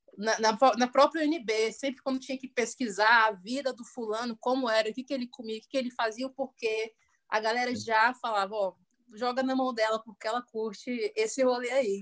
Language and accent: Portuguese; Brasília, Federal District, Brazil; sou brasiliense